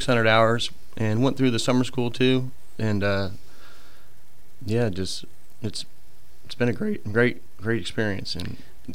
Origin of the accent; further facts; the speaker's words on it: Kansas City, Missouri, United States; moved away as an adult; now in Gulf Shores, United States; Born and raised in Kansas City, Missouri